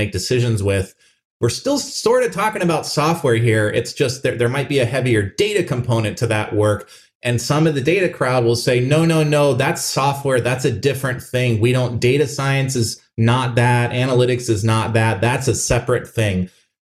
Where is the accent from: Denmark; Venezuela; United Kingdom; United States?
United States; Phoenix, Arizona; Albertsons was a family grocery store for me growing up in Phoenix, Arizona.